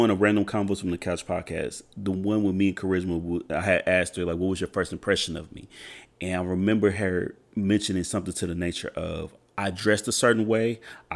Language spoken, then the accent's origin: English; Edmond, Oklahoma, United States; me growing up in Edmond, Oklahoma, which is pretty much like a suburb to Oklahoma City